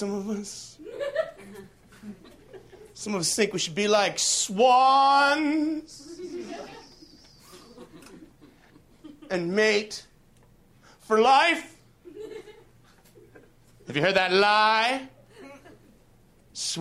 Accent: Canada; I'm from Canada

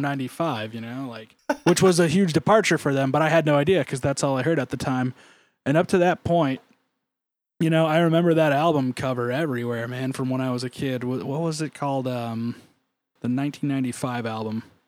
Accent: Ramona, California, United States; I grew up in Ramona, and for people that don't know, Ramona is this kinda weird, it's actually still technically on the western half of, um, San Diego County

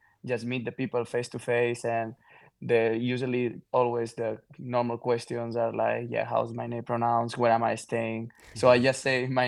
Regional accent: Mallorca, Balearic Islands, Spain; first language Catalan; English is a second language; moved away as an adult; also born or lived in Hawaii; I grew up in Mallorca. It's an island

